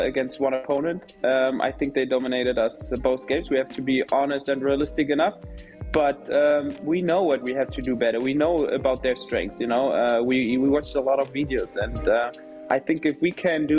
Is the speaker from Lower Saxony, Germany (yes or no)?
no; Berlin, Germany; moved away as an adult; now in Nashville, United States; Hertha is my hometown. Everyone knows that. You know, I grew up there